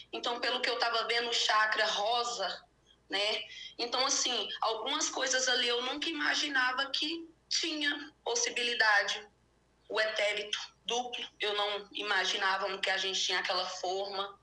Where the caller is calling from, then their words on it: Ituverava, São Paulo, Brazil; Eu sou de Ituverava.